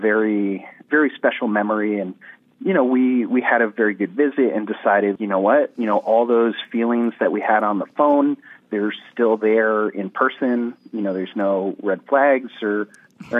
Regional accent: New Jersey, United States; moved away as an adult; also born or lived in Virginia; I'm originally from New Jersey, even though I was actually in Virginia for grad school at the time

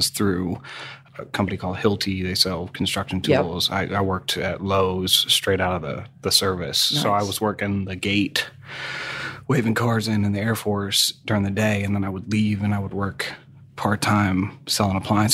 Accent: New England, United States; I grew up in New England, and my folks were, you know, middle class ish

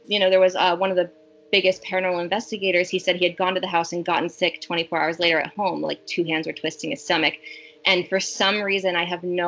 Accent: Connecticut, United States; I was raised in Connecticut

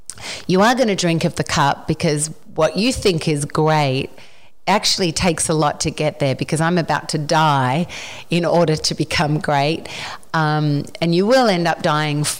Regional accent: Australia; moved away as an adult; now in Nashville, United States

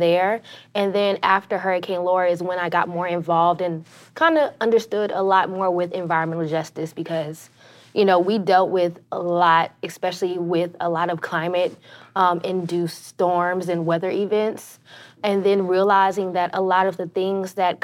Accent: Lake Charles, Louisiana, United States; I'm from Lake Charles, originally born and raised, North Lake Charles, Gosport

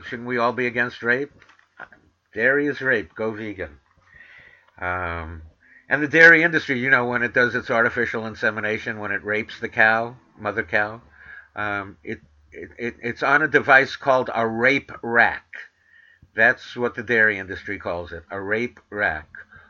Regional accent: New York City, New York, United States; I'm from Manhattan, the Bronx, and Queens, but I learned that I could put R's where they belong and take R's away from where they don't belong.

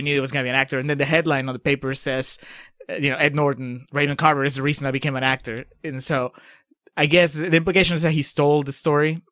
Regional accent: Peru; moved away; I grew up in Peru

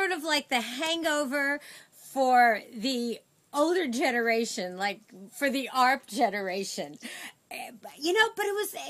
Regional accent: New York City, New York, United States; Well, I'm from Sheepshead Bay, but we're kind of near Flatbush.

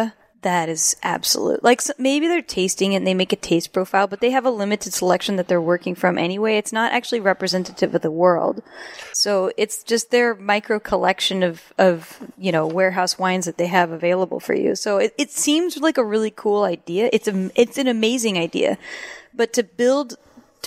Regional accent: the Northwest, Pacific Northwest, United States; I'm from the Northwest.

